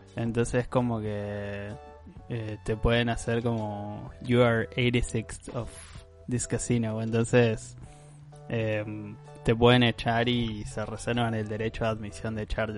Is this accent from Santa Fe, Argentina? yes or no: yes; Santa Fe, Argentina; nosotros como, buenos argentinos que somos